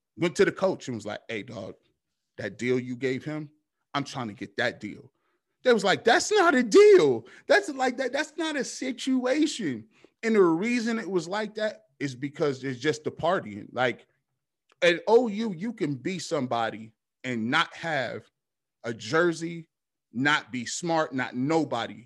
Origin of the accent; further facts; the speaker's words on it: Canton, Ohio, United States; also born or lived in Charlotte, North Carolina; I grew up in Canton, Ohio